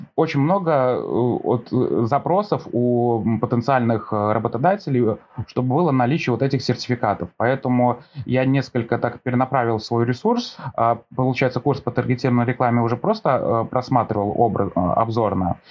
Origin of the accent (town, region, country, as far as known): Velikiye Luki, Pskov Oblast, Russia